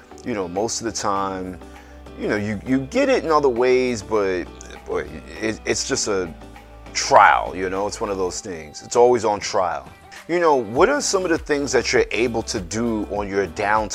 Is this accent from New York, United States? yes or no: yes; New York, United States; as a New Yorker